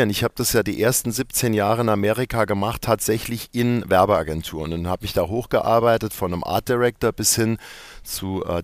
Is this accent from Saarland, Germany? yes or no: yes; Bexbach, Saarland, Germany; also born or lived in Neunkirchen; Weil ich bin in Neunkirchen geboren, das stimmt. Äh, bin aber dann aufgewachsen in Bexbach. Das ist ein kleiner Ort, zehn Kilometer davon weg. Und ich bin dort wirklich auf dem Land aufgewachsen, in einem richtigen Kaff.